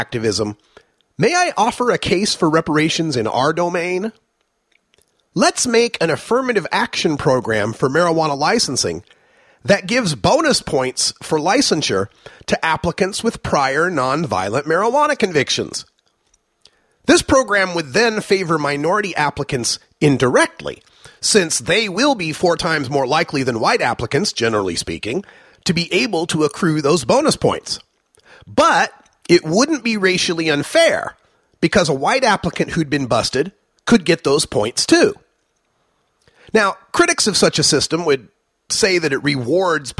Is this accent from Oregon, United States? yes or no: yes; Oregon, United States; my home state of Oregon